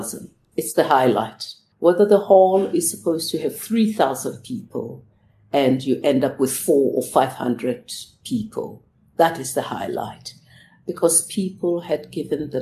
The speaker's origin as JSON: {"language": "English", "town": "Soweto", "region": "Gauteng", "country": "South Africa", "tie": "born or raised there", "said": "as a child growing up in Soweto, there was very little for us"}